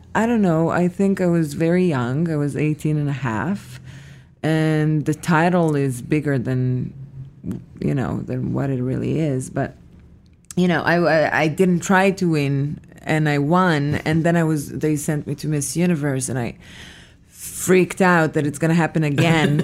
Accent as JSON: {"language": "English", "town": "Petah Tikva", "region": "Central District", "country": "Israel", "tie": "born or raised there", "moved": "as an adult", "said": "I was born in Israel, in a city called Petah Tikva"}